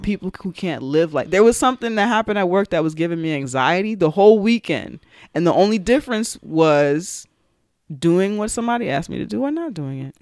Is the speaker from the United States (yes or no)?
yes; New York City, New York, United States; we're from New York, from the Bronx